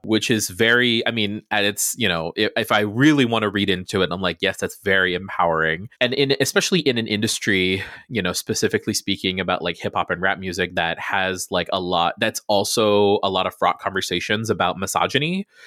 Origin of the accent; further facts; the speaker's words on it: Guam; I grew up on Guam in the middle of the Pacific